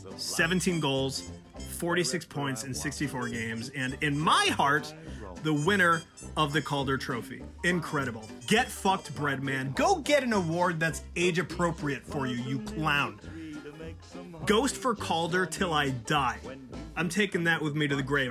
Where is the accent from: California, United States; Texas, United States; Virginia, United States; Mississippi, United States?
Virginia, United States; I'm from Virginia